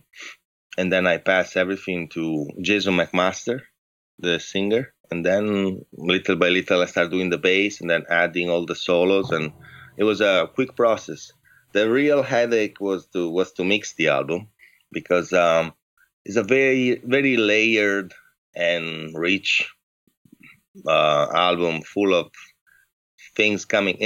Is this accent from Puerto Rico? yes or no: no; Padua, Veneto, Italy; English is a second language; moved away as an adult; now in San Francisco, United States; I'm from the northeast of Italy, a city close to Venice. called Padua